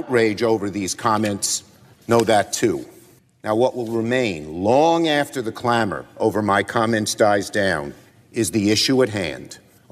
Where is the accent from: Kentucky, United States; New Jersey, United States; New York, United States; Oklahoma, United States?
New York, United States; New York City; I'm from Brooklyn. We speak in strong language.